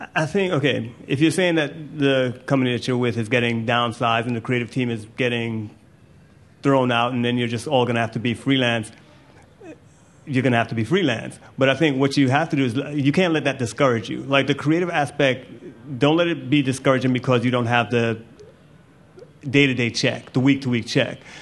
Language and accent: English; Jamaica; I'm Jamaican. I'm clearly really proud of being Jamaican.